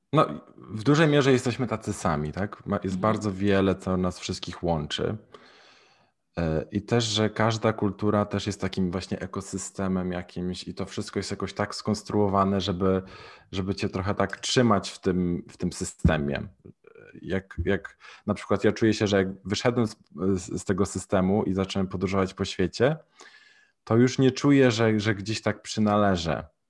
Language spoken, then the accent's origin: Polish; Poland; moved away; also born or lived in Mexico; z jakiego jestem kraju, mówię z Polski